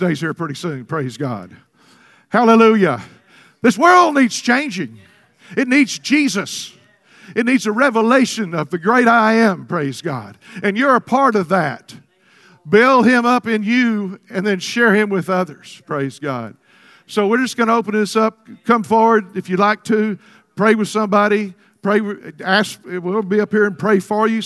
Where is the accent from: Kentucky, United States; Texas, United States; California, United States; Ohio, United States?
Texas, United States; I was born in Texas.